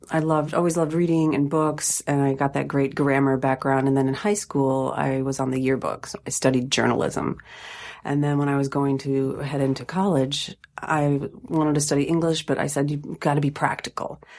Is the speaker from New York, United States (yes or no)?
no; Sylvania, Ohio, United States; I grew up in Ohio. Where? Just outside of Toledo, in Sylvania.